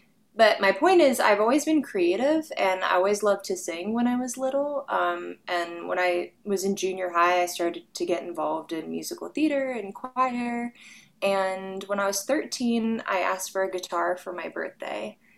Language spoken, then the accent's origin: English; Arizona, United States; And I have fond memories of growing up in Arizona.